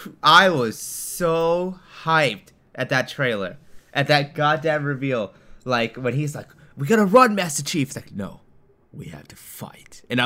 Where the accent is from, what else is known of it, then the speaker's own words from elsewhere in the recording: Japan; I grew up in Japan. Like, that's where I grew up